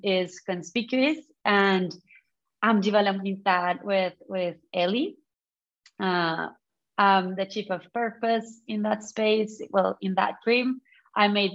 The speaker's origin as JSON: {"language": "English", "country": "Colombia", "moved": "yes", "lives_now": "London, United Kingdom", "said": "I come from Colombia"}